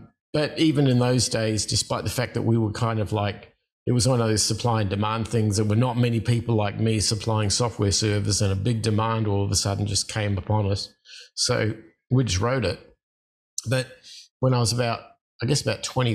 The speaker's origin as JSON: {"language": "English", "town": "Adelaide", "region": "South Australia", "country": "Australia", "tie": "born or raised there", "said": "I was born in Australia in a town called Adelaide on the South Central Coast in the 60s"}